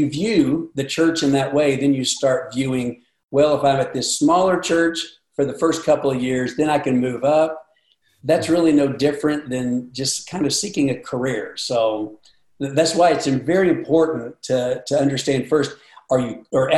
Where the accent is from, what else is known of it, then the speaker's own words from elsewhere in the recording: Seymour, Indiana, United States; now in Nashville, United States; I grew up in Indiana, Southern Indiana, Seymour, Indiana